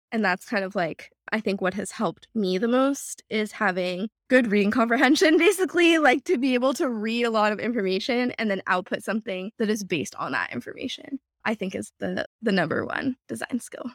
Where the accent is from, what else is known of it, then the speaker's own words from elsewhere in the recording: Houston, Texas, United States; moved away as an adult; now in New York, United States; we grew up in Texas, Texas public school system